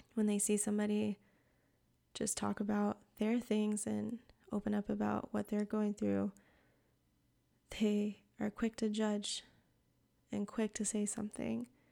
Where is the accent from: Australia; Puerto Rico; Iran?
Puerto Rico; now in North Carolina, United States; I live in the mountains of North Carolina, but I'm from Puerto Rico